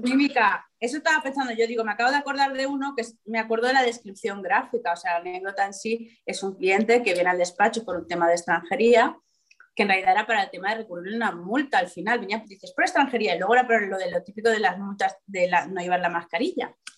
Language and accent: Spanish; Gandia, Valencian Community, Spain; yo soy de Gandía, viene mucho turista, gente de Madrid